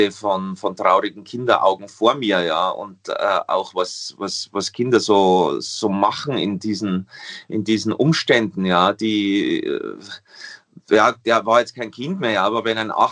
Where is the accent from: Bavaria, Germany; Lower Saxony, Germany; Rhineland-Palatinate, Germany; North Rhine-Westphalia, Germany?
Bavaria, Germany; mich mit drei, vier äh, äh, Wörtern im Französischen durch, Savoir und s'il vous plaît, was man halt als Bayer so drauf hat.